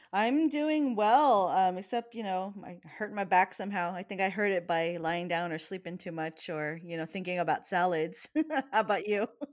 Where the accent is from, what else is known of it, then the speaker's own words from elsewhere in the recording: Hawaii, United States; I grew up in Hawaii.